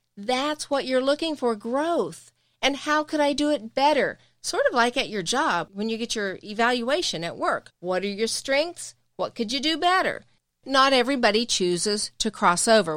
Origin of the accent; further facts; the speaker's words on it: the South, United States; we're from the South